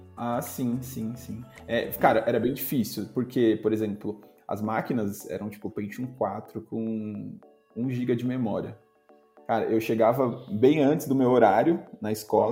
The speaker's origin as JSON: {"language": "Portuguese", "town": "Itapevi", "region": "São Paulo", "country": "Brazil", "tie": "born or raised there", "also_born_or_lived": "São Roque / Itaquaquecetuba", "said": "Ambos somos de Tapivi"}